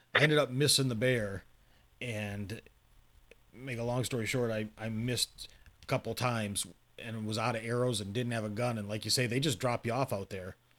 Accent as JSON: {"language": "English", "region": "Michigan", "country": "United States", "tie": "born or raised there", "said": "I grew up in Michigan"}